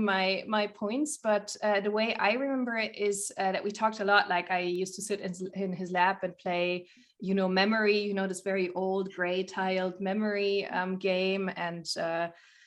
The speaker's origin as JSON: {"language": "English", "area": "near Munich", "region": "Bavaria", "country": "Germany", "tie": "born or raised there", "also_born_or_lived": "Hungary", "said": "I'm from Hungary originally, but I grew up here in Bavaria near Munich"}